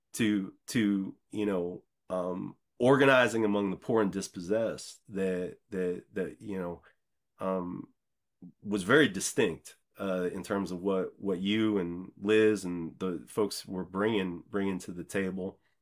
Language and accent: English; Decatur, Illinois, United States; moved away as an adult; also born or lived in Chicago / New York City; I grew up in Decatur, Illinois